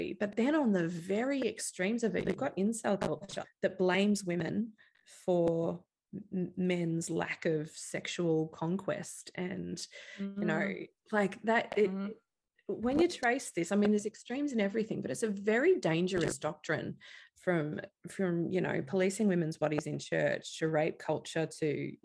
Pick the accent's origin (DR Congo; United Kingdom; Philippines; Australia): Australia; being Australian and living along the coast